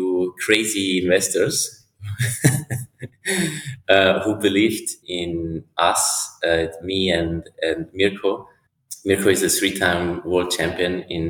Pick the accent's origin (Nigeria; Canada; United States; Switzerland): Switzerland; from Switzerland